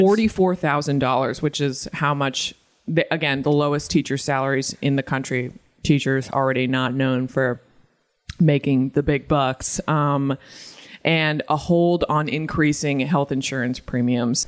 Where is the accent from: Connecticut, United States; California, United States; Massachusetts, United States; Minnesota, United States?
Massachusetts, United States; I'm trash from Massachusetts